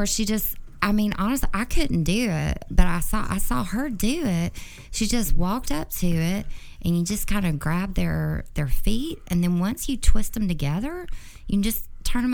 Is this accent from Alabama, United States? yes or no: yes; Alabama, United States; I am from Alabama.